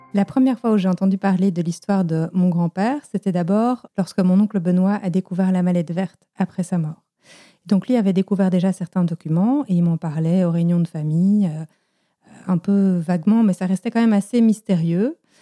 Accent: Belgium; j'ai grandi en Belgique avec des parents belges

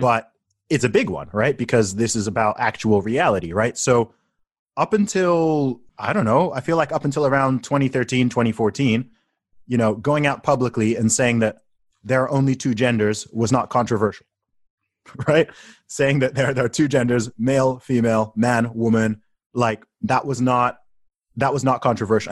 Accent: Saudi Arabia; now in United Kingdom; I grew up in Saudi Arabia

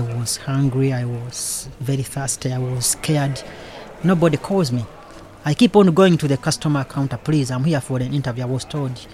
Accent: Uganda; moved away as an adult; now in London, United Kingdom; I come from Uganda originally, so I've been in London since 2003

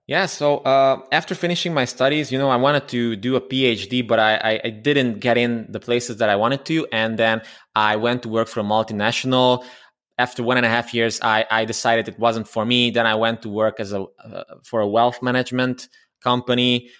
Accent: Transylvania, Romania; English is a second language; I'm from Romania, uh, originally from Transylvania, although I'm a Hungarian. And, um, I, I studied there, I grew up there

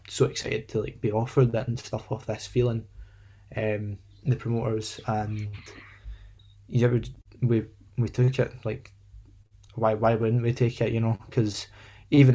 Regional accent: Livingston, Scotland, United Kingdom; We're all from Livingston, West Lothian

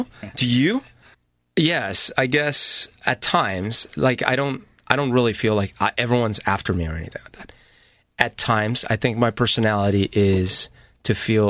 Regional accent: Bogota, Bogotá Capital District, Colombia; I didn't grow up in an alcoholic house, but I grew up in Colombia and Bogota and in a very kind of volatile country.

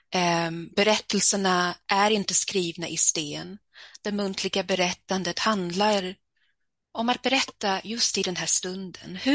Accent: Stockholm, Stockholm County, Sweden; born there; Jag föddes i Stockholm där har jag en del av min familj.

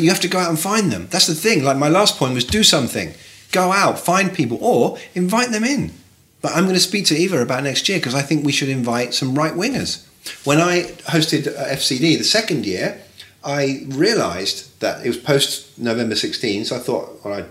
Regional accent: Bournemouth, South West England, United Kingdom; moved away as an adult; now in New York, United States; I'm from Bournemouth.

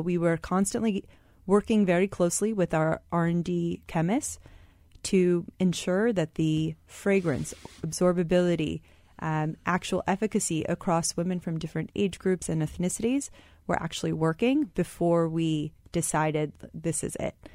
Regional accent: Michigan, United States; I was born and raised in Michigan, but my parents are immigrants from India

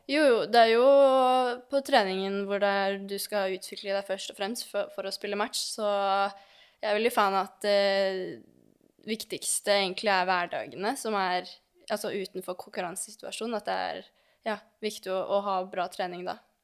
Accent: Lørenskog, Akershus, Norway; moved away as an adult; also born or lived in Oslo; now in Belgium; jeg er født i Oslo, men oppvokst på Fjellhamar i Lørenskog

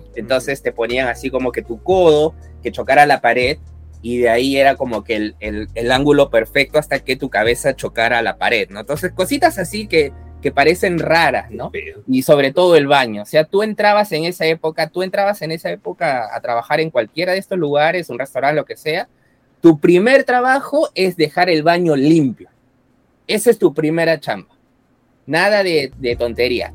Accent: Japan; also born or lived in Latin America; toda mi vida prácticamente de, que, tengo uso de razón, le, he vivido en Japón

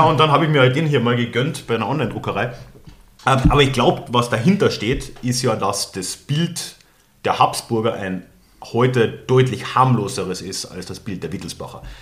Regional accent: Austria; moved away as an adult; also born or lived in Germany; als Österreicher

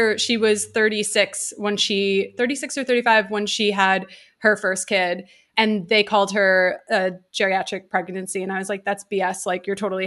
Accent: New York City, New York, United States; first language English; moved away as an adult; now in Los Angeles, United States; I grew up in Midtown Manhattan

